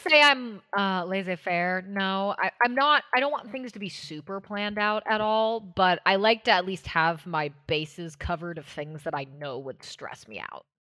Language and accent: English; Washington, United States; moved away; I grew up in Washington State, uh, I lived for a long time in D C East Coast area